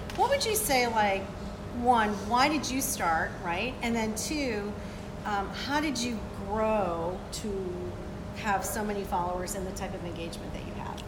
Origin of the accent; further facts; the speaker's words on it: Boca Raton, Florida, United States; We're in Boca Raton, my home, my hometown